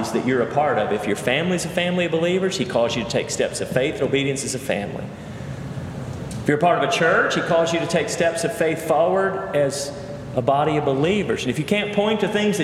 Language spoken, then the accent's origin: English; Cleveland, Tennessee, United States; moved away; also born or lived in Charlottesville, Virginia; I grew up in First Baptist Church, Cleveland, Tennessee, was ordained in that church